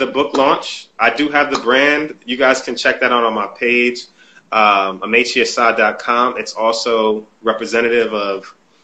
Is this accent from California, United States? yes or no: no; New Haven, Connecticut, United States; I came from New Haven, the hood